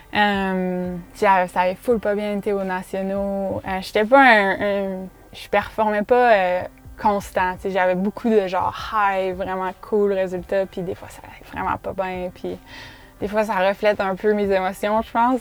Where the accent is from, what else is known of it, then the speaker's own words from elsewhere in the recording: Quebec City, Quebec, Canada; en grandissant au Québec